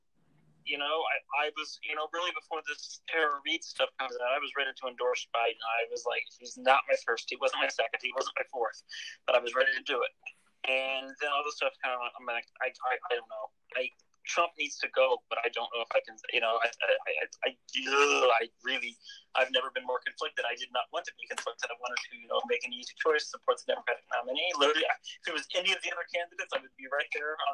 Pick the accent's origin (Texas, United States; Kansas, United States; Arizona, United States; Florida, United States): Kansas, United States; my home state of Kansas